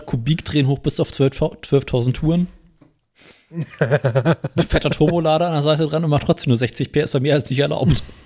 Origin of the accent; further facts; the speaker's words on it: Berlin, Germany; bei uns in Berlin